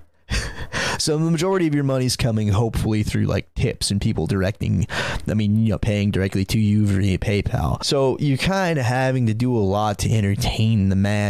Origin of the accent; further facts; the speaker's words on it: Santa Cruz, California, United States; growing up in Santa Cruz, California